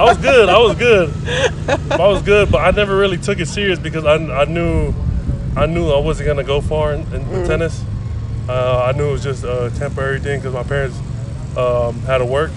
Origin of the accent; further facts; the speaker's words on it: Bay Area, Northern California, United States; now in Florida, United States; I grew up in Northern California